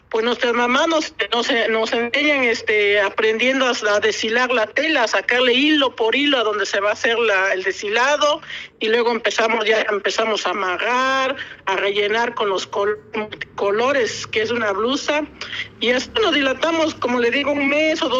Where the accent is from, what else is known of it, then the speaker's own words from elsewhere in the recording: San Pedro Mártir Ocotlán, Oaxaca, Mexico; de hecho me dedico desde hace 25 años a hacer el deshilado, más que nada el deshilado, pues, porque yo soy de San Pedro Mártir Ocotlán y aquí toda la, la población se dedica a hacer el deshilado.